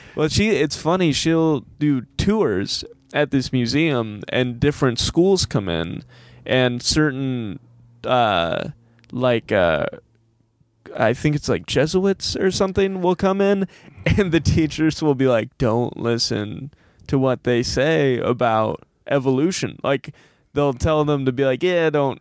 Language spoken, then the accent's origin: English; Monroe, Michigan, United States; also born or lived in Ann Arbor, Michigan; my hometown, which is Monroe, Michigan